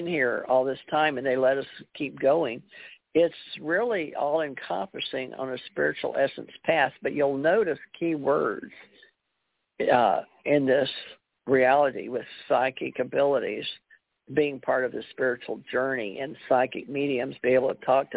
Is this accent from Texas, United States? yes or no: yes; Houston, Texas, United States; also born or lived in Monroe, Louisiana; I had a beautiful life in Houston, Monroe, Louisiana, where I grew up in Houston